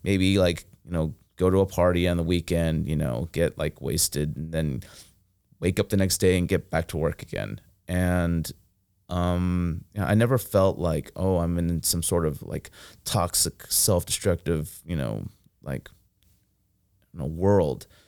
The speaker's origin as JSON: {"language": "English", "town": "Fresno", "region": "California", "country": "United States", "tie": "born or raised there", "also_born_or_lived": "Philadelphia / San Luis Obispo", "moved": "as an adult", "said": "I grew up in Fresno, and Fresno is, like, a red dot in blue California"}